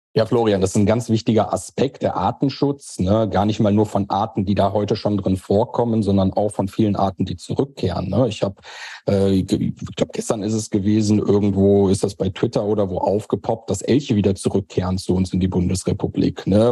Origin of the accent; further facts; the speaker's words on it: Germany; also born or lived in Eifel; bei uns in Deutschland